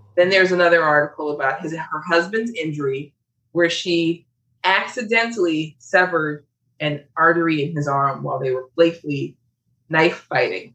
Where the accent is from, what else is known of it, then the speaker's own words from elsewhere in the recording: Chicago, Illinois, United States; I am from Chicago where we had a poison cluster